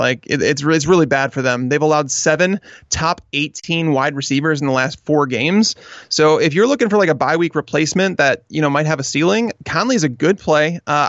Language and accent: English; Chicago, Illinois, United States; And because I grew up in Chicago and I'm still in Chicago, and Michael Jordan was like my idol growing up.